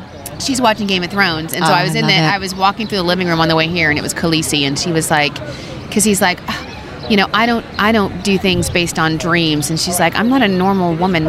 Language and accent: English; Long Island, New York, United States; We're from Long Island, so we say, how you doing? How you doing?